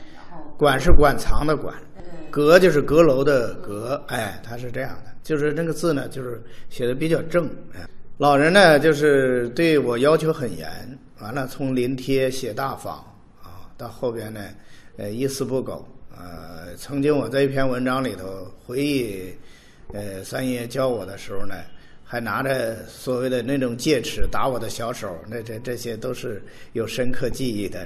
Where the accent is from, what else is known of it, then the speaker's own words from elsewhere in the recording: Anxin, Hebei, China; moved away as an adult; now in Sanya, China; 因为我在老家呢，个人讲呢，在老家呢，生活了十八年，然后在三亚已经，呃，二十多年了，比在河北生活的时间都长，我老家在白洋淀